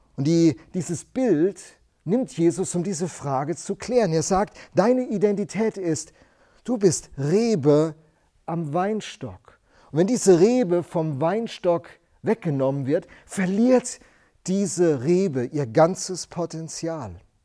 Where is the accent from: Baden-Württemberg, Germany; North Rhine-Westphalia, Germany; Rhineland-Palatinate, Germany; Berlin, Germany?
Rhineland-Palatinate, Germany; Rhenish Hesse; Ich bin in einer Weingegend groß geworden in Rheinhessen